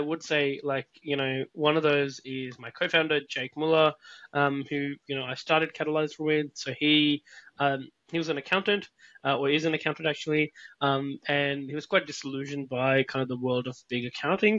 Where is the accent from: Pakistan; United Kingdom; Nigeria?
Pakistan; moved away as an adult; now in Australia; I'm originally from Pakistan